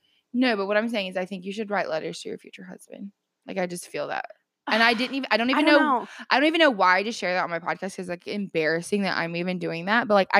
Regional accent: the South, United States; that's just growing up in the South.

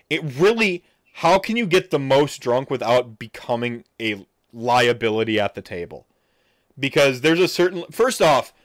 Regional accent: Wisconsin, United States; I'm from Wisconsin, so I take for granted how good I am at handling my liquor and doing things when I'm drunk.

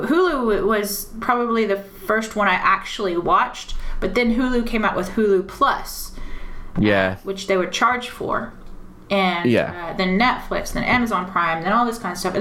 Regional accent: United States; now in United Kingdom; as an American

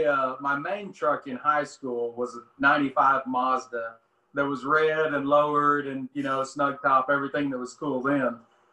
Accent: Cherokee City, Arkansas, United States; also born or lived in Siloam Springs; Well, I was born and raised in Cherokee City, which is, 15 miles outside of Siloam. Hmm. So yeah, I was actually born in Siloam, but I lived out there with my grandpa most of my life.

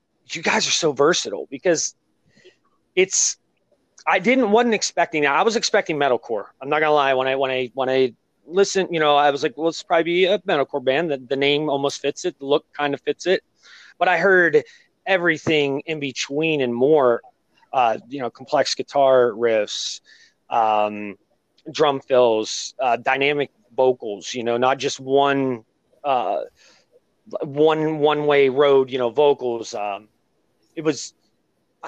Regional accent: Ohio, United States; I'm from Ohio

